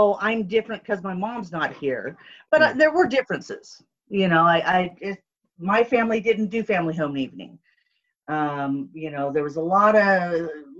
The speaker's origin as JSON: {"language": "English", "region": "Southern California", "country": "United States", "tie": "born or raised there", "said": "I was born and raised in Southern California"}